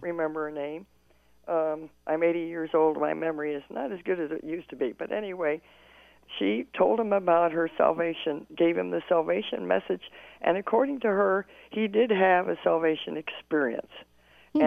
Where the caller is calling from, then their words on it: Tampa, Florida, United States; I'm from the Tampa Bay area in mm-hmm. Florida